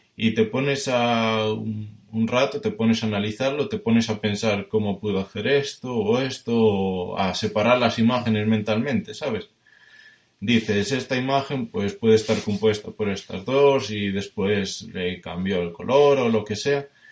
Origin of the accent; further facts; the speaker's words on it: Spain; soy de España, que tengo 23 años